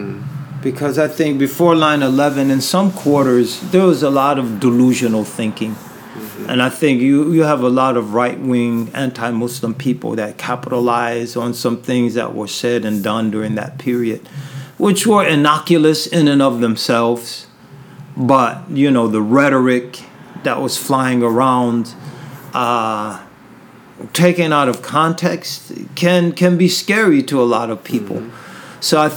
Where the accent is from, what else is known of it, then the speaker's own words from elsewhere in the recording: Berkeley, California, United States; moved away; also born or lived in Syria; here I am in California, where I was born. So in a sense, I was born in Berkeley at Alta Bates Hospital.